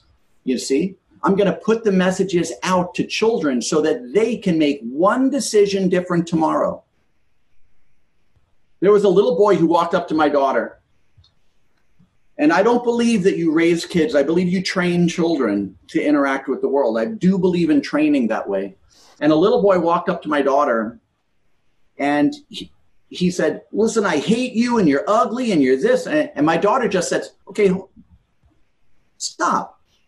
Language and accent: English; New York, United States; I grew up in New York, in a very multiracial area in New York.